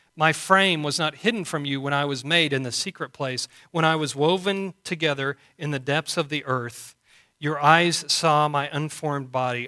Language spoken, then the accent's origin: English; Canyon, Texas, United States; also born or lived in Booker, Texas; we grew up here in Canyon and moved to Booker